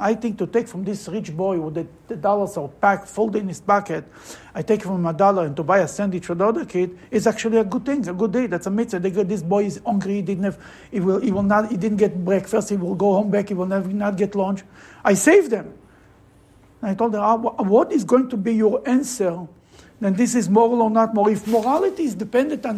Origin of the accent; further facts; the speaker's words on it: Russia; moved away; I'm coming from Russia